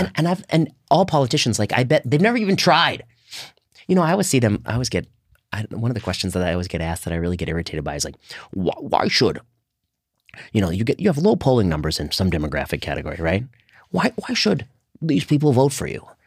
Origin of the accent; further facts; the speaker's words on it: Indiana, United States; when I was growing up in Indiana, in high school, we would go to Denny's.